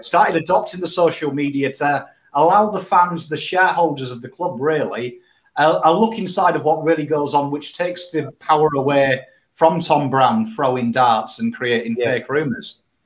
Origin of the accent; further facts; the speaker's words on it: England, United Kingdom; moved away as an adult; now in Australia; you introduce me as British